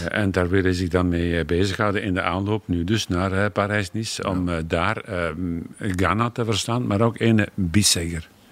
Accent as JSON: {"language": "Dutch", "region": "Flanders", "country": "Belgium", "said": "als Vlaming"}